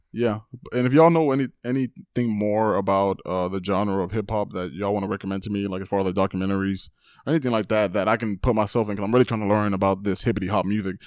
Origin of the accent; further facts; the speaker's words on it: Texas, United States; I'm also Mexican. I'm also from Texas.